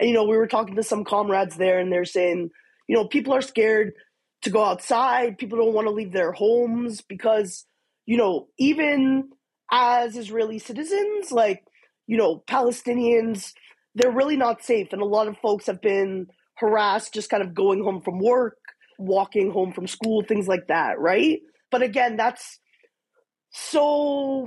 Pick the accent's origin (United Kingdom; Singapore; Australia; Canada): Canada; as a Jew, as a Canadian